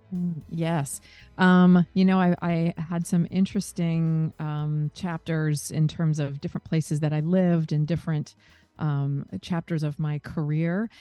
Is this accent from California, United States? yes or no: no; Seattle, Washington, United States; moved away as an adult; also born or lived in New York; my hometown of Seattle